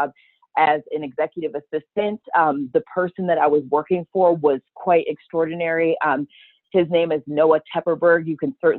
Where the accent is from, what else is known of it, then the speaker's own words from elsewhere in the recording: Cleveland, Ohio, United States; I am from Cleveland, Ohio